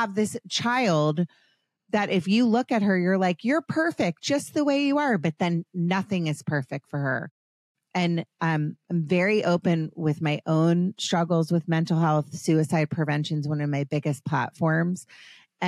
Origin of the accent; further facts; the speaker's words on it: Potomac, Maryland, United States; I grew up in Potomac, Maryland